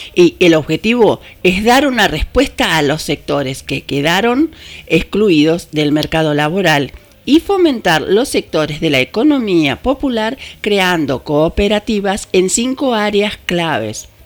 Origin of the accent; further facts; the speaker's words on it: Argentina; ¿Qué nos está pasando como argentinos?